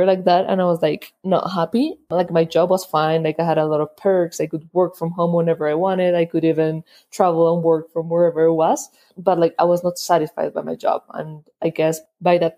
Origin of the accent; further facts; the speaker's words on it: Colombia; also born or lived in United States; I was born in the States. My parents were studying there, but they were both Colombian. So after they finished their studies, they came back to Colombia